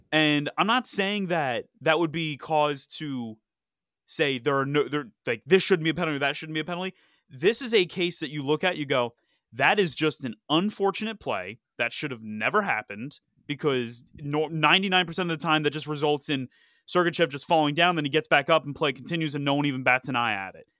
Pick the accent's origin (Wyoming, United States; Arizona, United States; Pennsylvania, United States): Pennsylvania, United States; Philadelphia; my hometown, Philadelphia